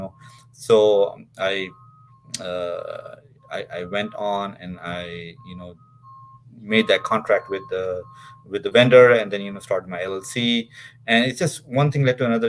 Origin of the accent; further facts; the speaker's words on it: Dubai, United Arab Emirates; moved away as an adult; also born or lived in Pakistan; I was raised in Dubai.